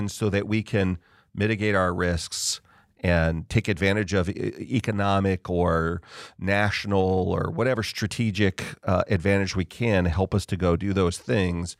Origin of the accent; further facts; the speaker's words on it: Southern California, United States; I grew up in Southern California